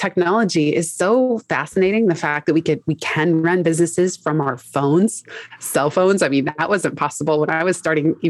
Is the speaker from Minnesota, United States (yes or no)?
no; San Francisco, California, United States; moved away as an adult; also born or lived in Los Angeles, California; now in New York City, United States; I am from San Francisco, California